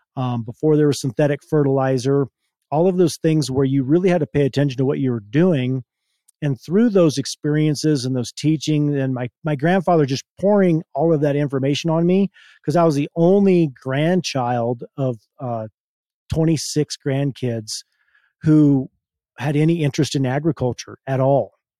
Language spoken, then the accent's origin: English; Hotchkiss, Colorado, United States; I was born and raised in Hotchkiss, Colorado. It's a little town about, um, fifteen minutes from where we are now